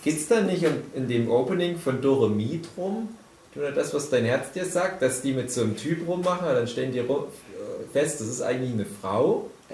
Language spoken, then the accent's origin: German; GDR, East Germany, Germany; Ich bin ja auch ein Kind der DDR